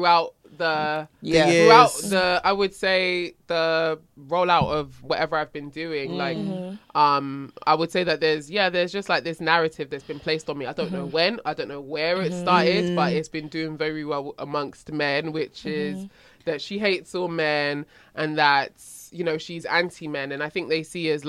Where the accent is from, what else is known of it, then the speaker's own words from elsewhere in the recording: Nigeria; I'm Nigerian